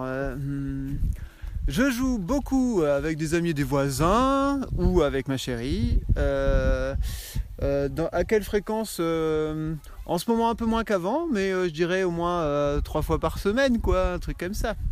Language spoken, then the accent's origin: French; Poitiers, Nouvelle-Aquitaine, France; je viens de Poitiers